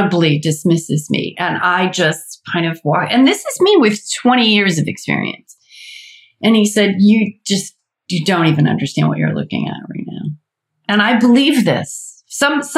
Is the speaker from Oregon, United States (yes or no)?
no; Atlanta, Georgia, United States; I'm from Atlanta.